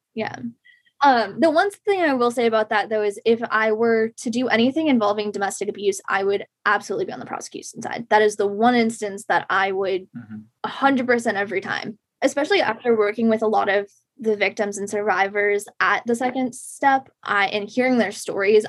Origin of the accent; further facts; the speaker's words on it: Shrewsbury, Massachusetts, United States; I grew up in Shrewsbury, Massachusetts